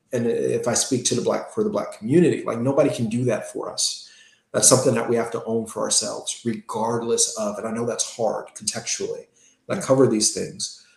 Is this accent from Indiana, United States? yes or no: yes; Gary, Indiana, United States; I grew up in Gary, Indiana